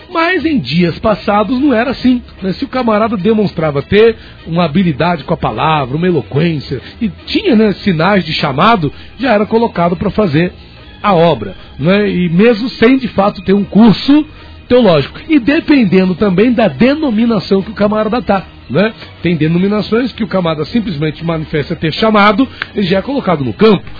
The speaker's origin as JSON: {"language": "Portuguese", "country": "Brazil", "said": "sou brasileiro também"}